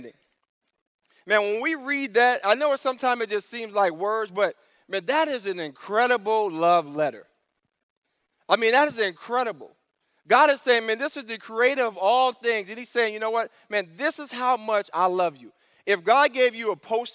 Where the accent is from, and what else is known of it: New York City, New York, United States; born or raised there; moved away